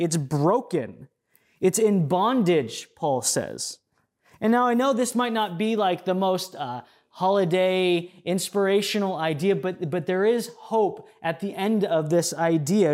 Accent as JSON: {"language": "English", "country": "United States", "said": "us as American Christians"}